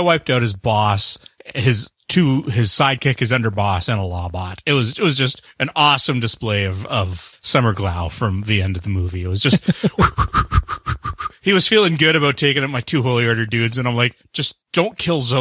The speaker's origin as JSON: {"language": "English", "country": "Canada", "said": "I'm the Canadian."}